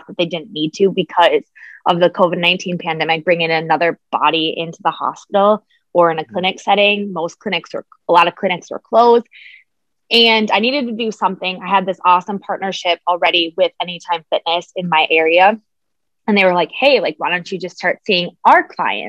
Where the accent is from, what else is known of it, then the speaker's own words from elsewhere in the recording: Minnesota, United States; I'm from Minnesota and I am a registered dietitian.